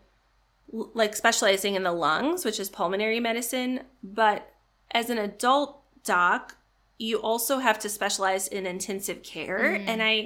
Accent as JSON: {"language": "English", "region": "Illinois", "country": "United States", "tie": "born or raised there", "said": "I grew up in Illinois, kind of the not Chicago part of Illinois."}